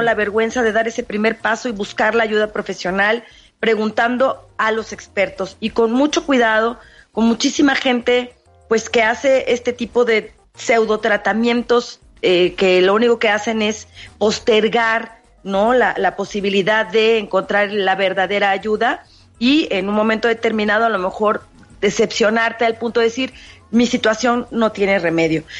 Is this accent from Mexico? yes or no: yes; Mexico; nuestra tradición como mexicanos